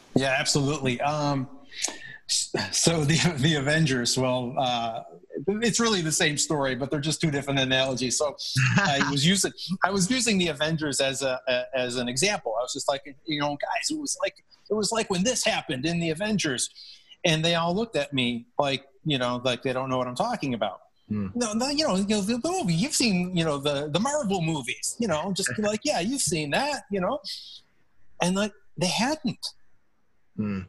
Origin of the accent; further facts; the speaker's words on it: Buffalo, New York, United States; I grew up in Buffalo